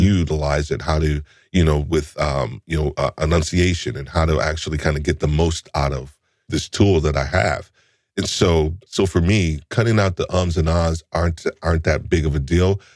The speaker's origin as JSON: {"language": "English", "region": "New York", "country": "United States", "said": "I'm a New Yorker too"}